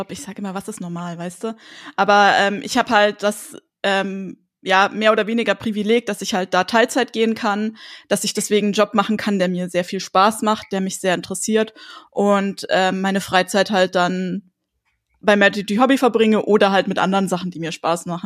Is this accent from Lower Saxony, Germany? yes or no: no; Munich, Bavaria, Germany; Ich komme aus München.